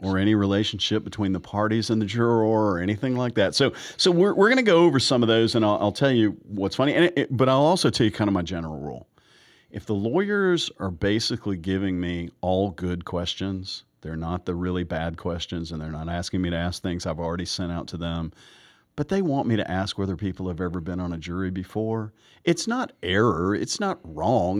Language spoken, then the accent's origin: English; the South, Southern United States, United States; I'm a Southerner and I'm practicing in Georgia